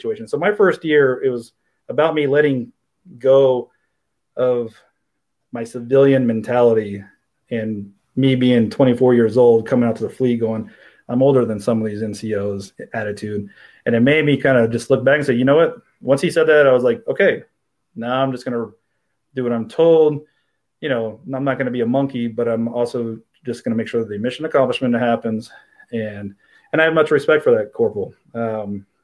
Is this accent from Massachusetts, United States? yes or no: no; Riverside, California, United States; also born or lived in Minnesota; I grew up in Riverside